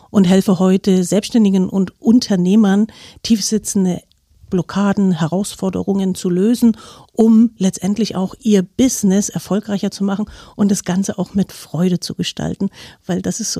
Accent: East Germany, Germany; Ich war früher ähm, sehr lange in DDR-Zeit, also ich bin aus der DDR, war ich Leistungssportlerin

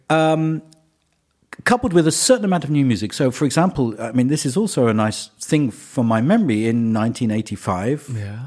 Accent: England, United Kingdom; I'm English

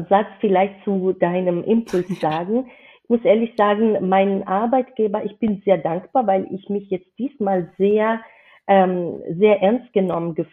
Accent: Georgia; German is a second language; now in Germany; dass ich keine Muttersprachlerin bin. Ich komme aus Georgien ursprünglich

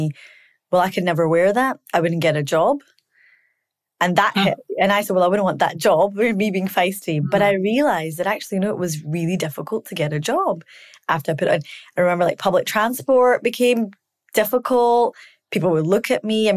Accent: Scotland, United Kingdom; I grew up in Scotland.

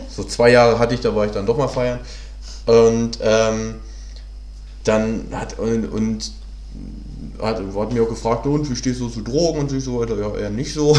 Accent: Hanover, Lower Saxony, Germany; moved away as an adult; now in Berlin, Germany; bin ja ursprünglich aus Hannover, bin ja jetzt seit neun Jahren hier

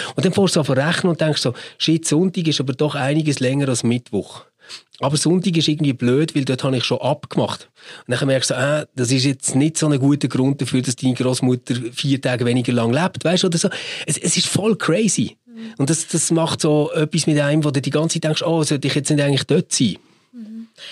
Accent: Switzerland; bei uns in der Schweiz

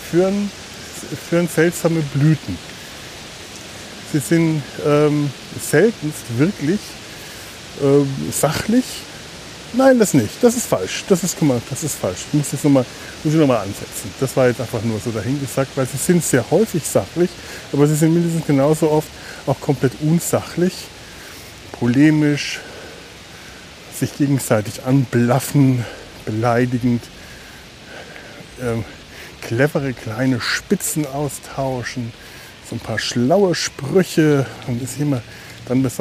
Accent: Cologne, North Rhine-Westphalia, Germany; Denn dazu, dafür hat man ihn ja als Kölner oder Kölnerin, ich weiß nicht. Also ich zumindest empfinde das so, dass der Rhein dazu da ist, dass ich dahin gehe.

